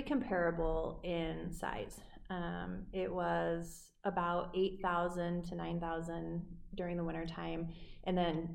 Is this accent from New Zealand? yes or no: no; Estes Park, Colorado, United States; moved away as an adult; now in York, United States; I grew up out in Estes Park, Colorado